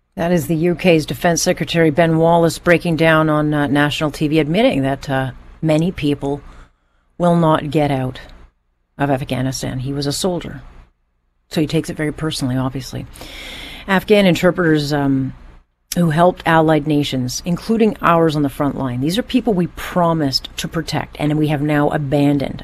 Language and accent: English; Canada; as a Canadian